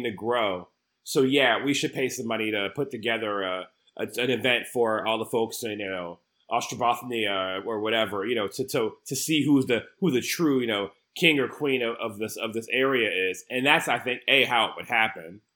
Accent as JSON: {"language": "English", "country": "United States", "said": "as an American"}